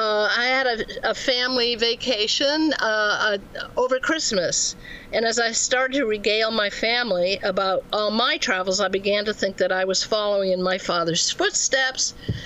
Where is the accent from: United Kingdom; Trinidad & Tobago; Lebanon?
Lebanon; Beirut, Beirut Governorate; born there; I was born in Beirut, where my father was stationed